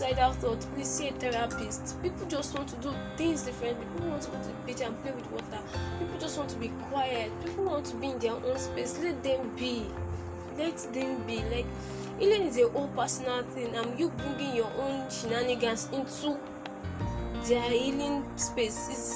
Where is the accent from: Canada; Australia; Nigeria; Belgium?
Nigeria